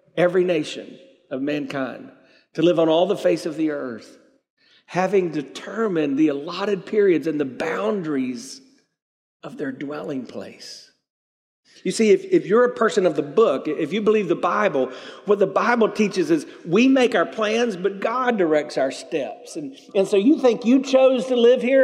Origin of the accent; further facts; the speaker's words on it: South Carolina, United States; now in Tampa, United States; I grew up in South Carolina.